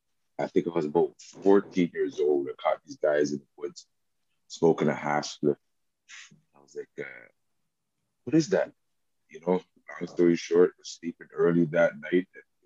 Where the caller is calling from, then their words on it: Montreal, Quebec, Canada; Hi, I'm joining you from Montreal, Little Burgundy, a.k.a. Burgs.